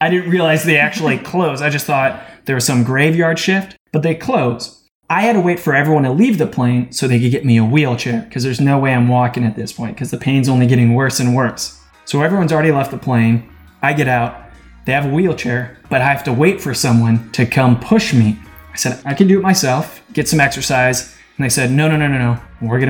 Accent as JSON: {"language": "English", "town": "Cleveland", "region": "Ohio", "country": "United States", "said": "that's pretty standard where I'm from. In Cleveland, we don't take every step, you skip a step."}